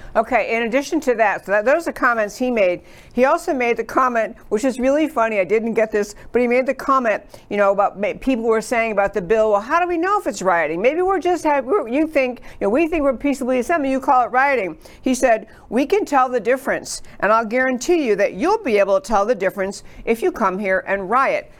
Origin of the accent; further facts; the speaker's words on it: New York, United States; moved away as an adult; now in Texas, United States; I grew up in New York and all East Coast school.